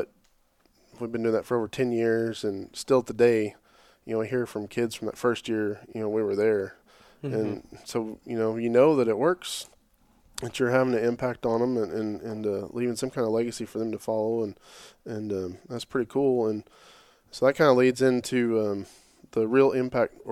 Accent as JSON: {"language": "English", "town": "Oklahoma City", "region": "Oklahoma", "country": "United States", "tie": "born or raised there", "said": "growing up, you know, here, I'm from Oklahoma City area"}